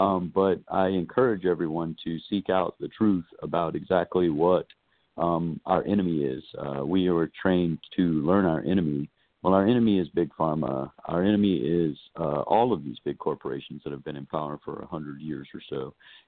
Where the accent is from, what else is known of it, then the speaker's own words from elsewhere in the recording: Lafayette, Louisiana, United States; my hometown of Lafayette, Louisiana